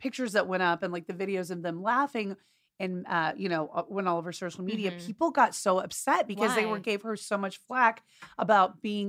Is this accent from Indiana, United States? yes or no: no; Dallas, Texas, United States; moved away; my hometown of Dallas.